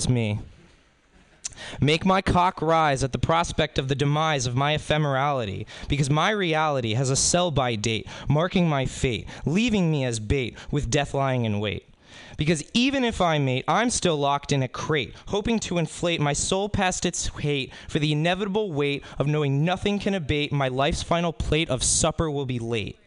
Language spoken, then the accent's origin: English; Spring Hill, Florida, United States; I'm from Spring Hill, Florida